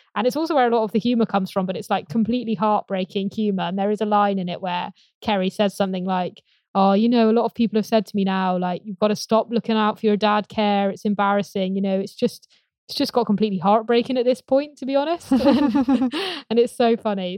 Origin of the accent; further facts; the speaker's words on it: Gloucestershire, South West England, United Kingdom; I grew up in Gloucestershire, about twenty minutes away from, um, where this is filmed.